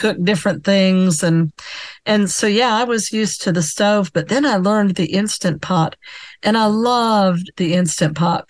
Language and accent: English; the South, United States; I'm Southern too